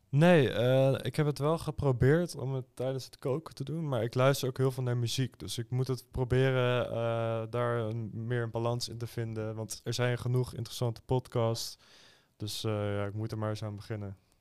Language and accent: Dutch; Schiedam, South Holland, Netherlands; Ik kom zelf uit Schiedam